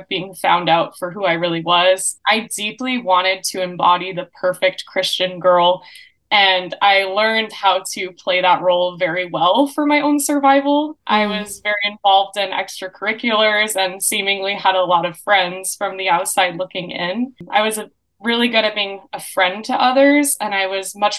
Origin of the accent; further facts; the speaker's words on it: Gilbert, Arizona, United States; I'm from Gilbert, Arizona